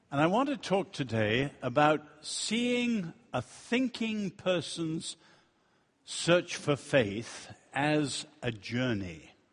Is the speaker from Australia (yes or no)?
no; China; moved away; also born or lived in Europe / United States; I was born in China and I've lived in Europe and the United States